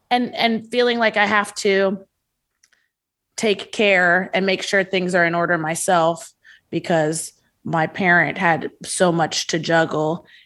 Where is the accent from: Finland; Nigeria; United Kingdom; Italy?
Nigeria; I'm allowed to say this because I'm Nigerian